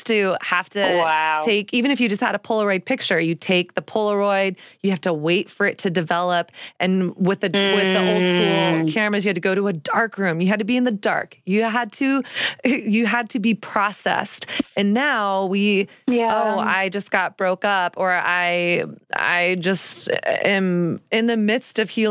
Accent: Texas, United States; also born or lived in Newport Beach, California / New York City; now in New York, United States; I grew up in Texas

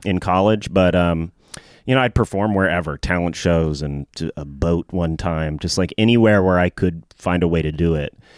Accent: Nashville, Tennessee, United States; growing up in Nashville, I always wanted to be a comedian

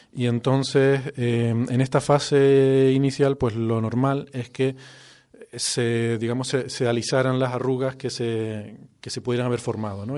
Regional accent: Icod de los Vinos, Canary Islands, Spain; es mi pueblo natal. de hecho, la casa de mis padres, donde yo crecí, está bueno, a menos de 50 metros de este estudio

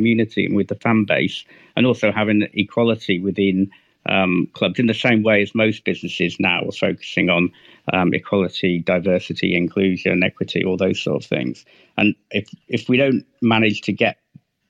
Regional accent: the Wirral, North West England, United Kingdom; I'm from the Wirral

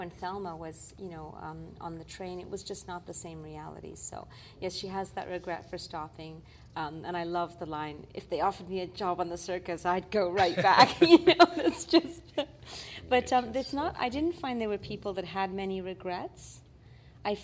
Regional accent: Quebec, Canada; I'm from Quebec as a filmmaker, so we know that Nouveau Cirque is big.

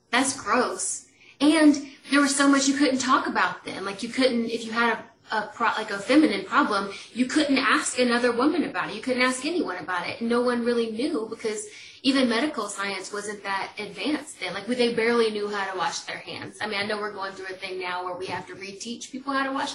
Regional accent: Atlanta, Georgia, United States; accent: country; I live in Atlanta, if y'all can't hear from my accent, like country

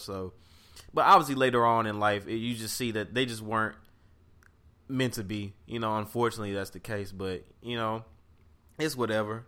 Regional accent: St. Louis, Missouri, United States; I grew up in Saint Louis, Missouri, uh, Bill Ridge, Normandy District to be exact

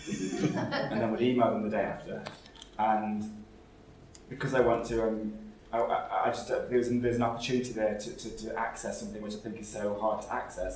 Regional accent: Nottinghamshire, East Midlands, United Kingdom; moved away as an adult; also born or lived in Kennington, London; now in London, United Kingdom; my hometown in Nottinghamshire

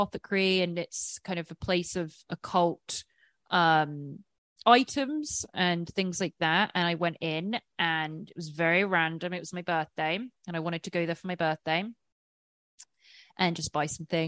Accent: England, United Kingdom; I'm English

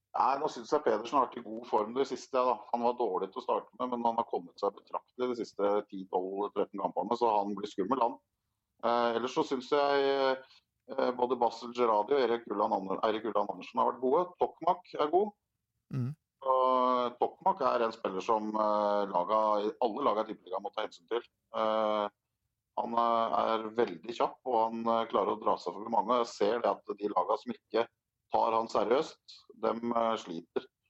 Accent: Drammen, Buskerud, Norway; Vi er fra Drammen

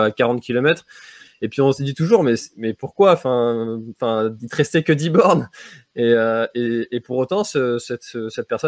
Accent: Brittany, France; nous on se fait souvent charrier en tant que breton avec la pluie

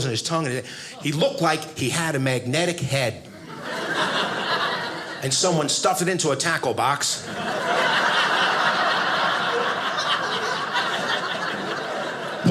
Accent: United States; I'm an American

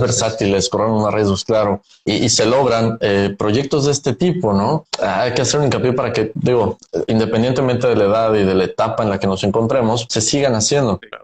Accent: Mexico; como mexicanos y latinos

